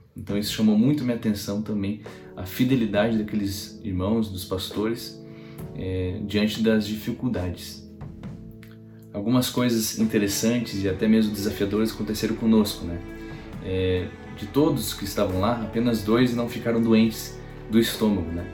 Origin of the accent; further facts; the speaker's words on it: Brazil; eu sou brasileiro e sempre vivi aqui